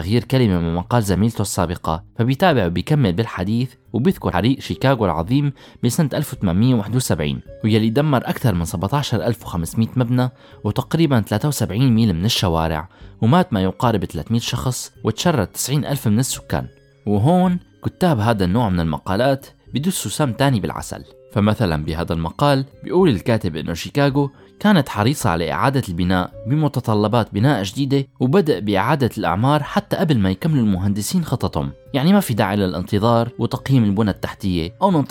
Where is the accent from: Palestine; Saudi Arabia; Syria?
Syria; هل مصيرنا كسوريين رح يكون محكوم مستقبلا بهي المشاريع؟